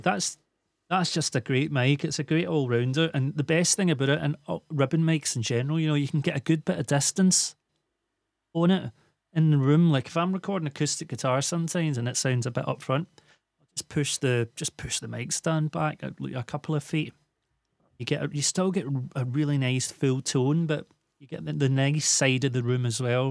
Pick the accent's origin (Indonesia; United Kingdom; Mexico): United Kingdom; Glasgow, Scotland; also born or lived in Islay; I moved away from Glasgow for a short time to a little island called Isla.